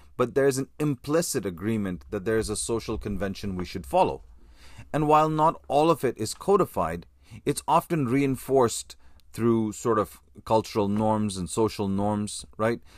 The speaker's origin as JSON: {"language": "English", "country": "Canada"}